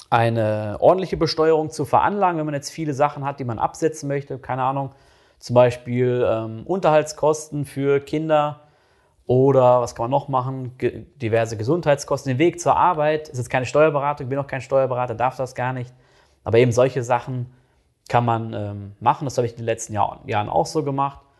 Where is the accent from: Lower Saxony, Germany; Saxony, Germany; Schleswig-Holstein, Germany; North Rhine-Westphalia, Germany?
North Rhine-Westphalia, Germany; Das kenne ich jetzt äh, aus NRW oder aus dem Ruhrgebiet, wo ich herkomme, kenne ich das echt nicht so.